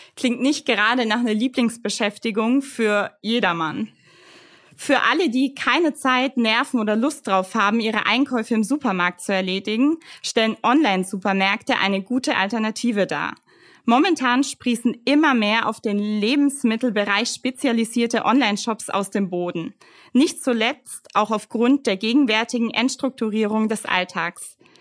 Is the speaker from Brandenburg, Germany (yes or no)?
no; Fürth, Bavaria, Germany; ich bin ja Fürtherin